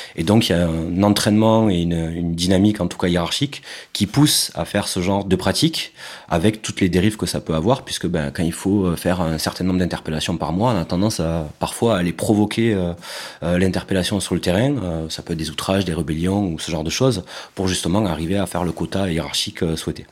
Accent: Carcassonne, Occitania, France; J'ai grandi à Carcassonne, dans le sud de la France

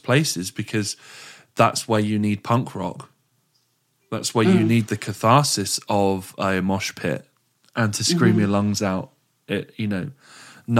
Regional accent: Frome, South West England, United Kingdom; when we grew up in Froome, it was a little bit boring

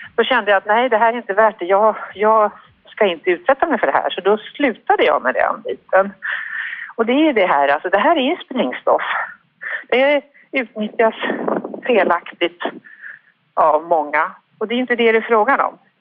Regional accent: Sweden; vi svenskar

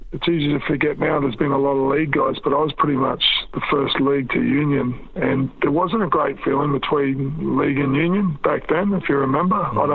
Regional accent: New Zealand; born there; And I was born in New Zealand, always meant a lot to me.

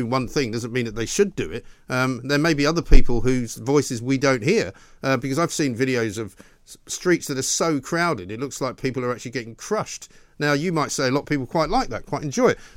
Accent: Scotland, United Kingdom; I'm actually Scottish

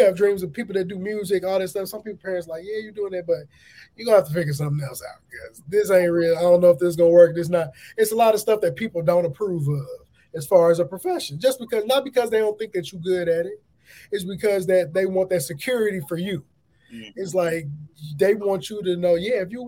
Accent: Aurora, Illinois, United States; I'm from the Chicagoland area, Aurora, Illinois

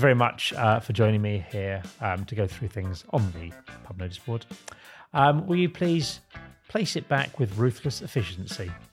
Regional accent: Isle of Sheppey, South East England, United Kingdom; I'm from the Isle of Sheppey

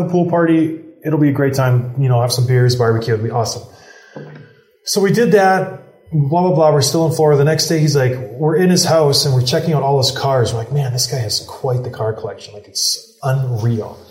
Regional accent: Canada; I'm Canadian

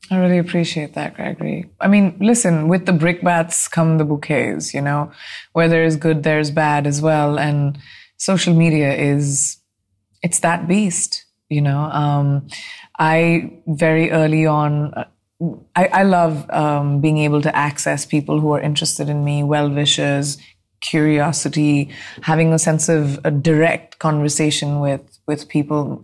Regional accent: India; moved away; as an Indian

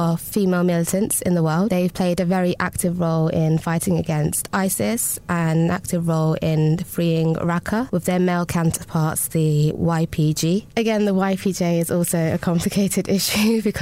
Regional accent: London, United Kingdom; I describe myself as a Londoner of Kurdish descent

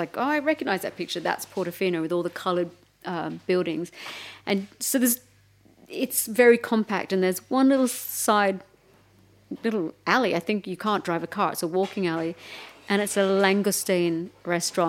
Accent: Melbourne, Victoria, Australia; moved away as an adult; now in United Kingdom; I'm from Melbourne

